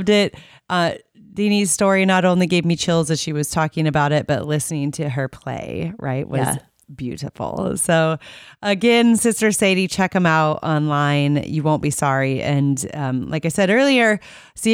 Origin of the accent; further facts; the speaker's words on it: Iowa, United States; I leave Iowa all of the time, but I've never moved away from here